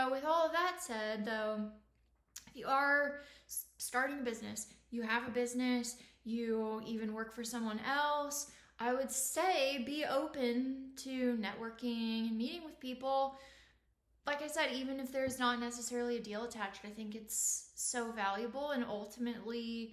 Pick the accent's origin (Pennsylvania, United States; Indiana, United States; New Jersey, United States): Indiana, United States; now in Austin, United States; I'm originally from Indiana in the Midwest